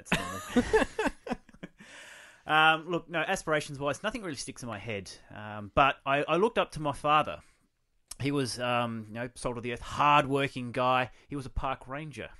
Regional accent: Kingscote, South Australia, Australia; I was born here in South Australia in a small rural town of Kingscote

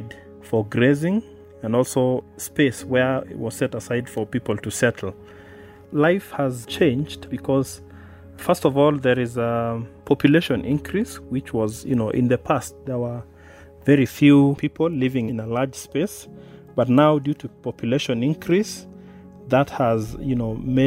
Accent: Maasai Mara, Narok County, Kenya; Having been born and raised in the Maasai Mara, I feel it's a big privilege for me to work with my community.

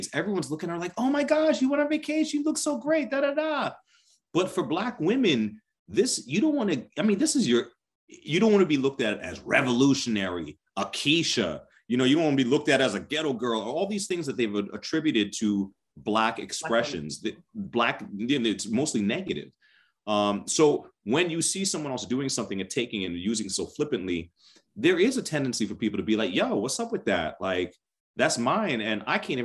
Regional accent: United States; I'm a Jamaican American, you know, I'm first generation here in the continent of my family

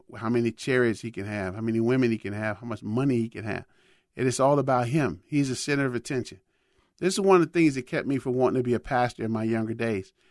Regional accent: Chicago, Illinois, United States; growing up in Chicago

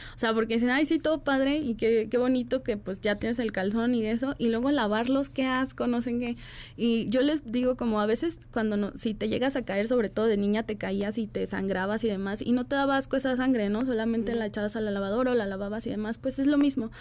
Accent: Guadalajara, Jalisco, Mexico; yo soy de Guadalajara

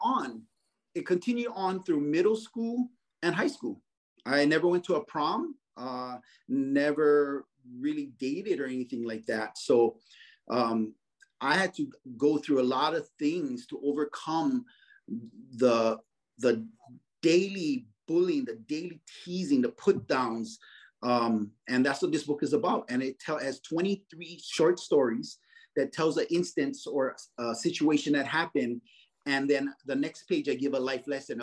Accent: Kaneohe, Hawaii, United States; I grew up in Kaneohe.

